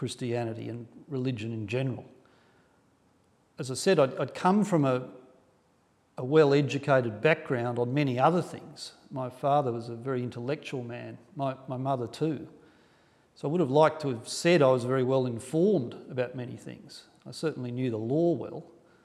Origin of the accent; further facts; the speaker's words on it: Sydney, New South Wales, Australia; I grew up in Sydney, in a middle-class family on the North Shore in the 1970s